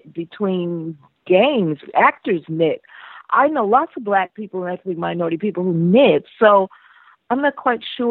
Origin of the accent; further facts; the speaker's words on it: United States; I'm American. I'm African-American.